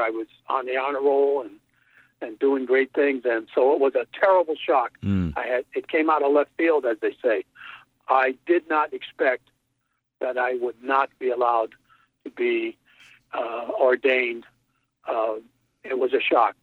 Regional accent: Connecticut, United States; my hometown in Connecticut

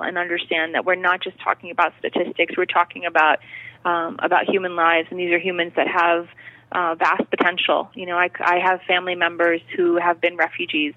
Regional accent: United States; having lived in the United States

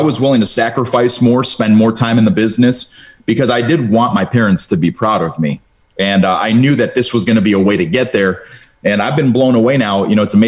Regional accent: Cleveland, Ohio, United States; first language Romanian; English is a second language; at that time I was in Cleveland public schools

